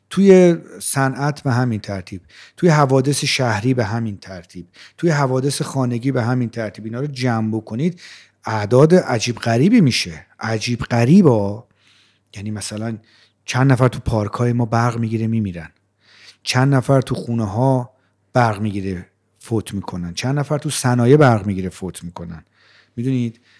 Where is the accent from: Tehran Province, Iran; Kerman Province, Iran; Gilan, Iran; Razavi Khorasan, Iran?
Tehran Province, Iran; Rey; born or raised there